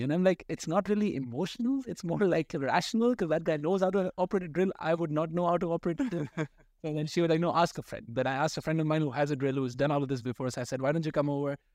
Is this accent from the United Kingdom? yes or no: no; Pakistan; being a Pakistani